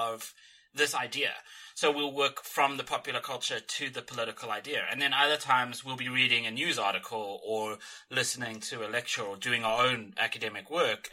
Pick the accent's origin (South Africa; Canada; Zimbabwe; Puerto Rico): South Africa; growing up in South Africa